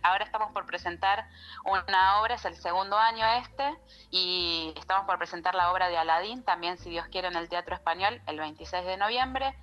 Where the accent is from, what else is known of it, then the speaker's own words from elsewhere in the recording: Buenos Aires, Argentina; moved away as an adult; now in Traslasierra, Argentina; yo soy nacida en Buenos Aires, en Capital Federal, hice toda mi formación académica allá, crecí